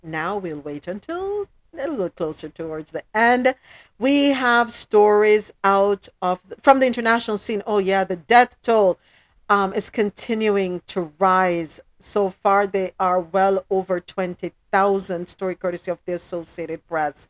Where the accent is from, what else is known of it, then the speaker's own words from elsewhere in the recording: Jamaica; my country, my home country, Jamaica.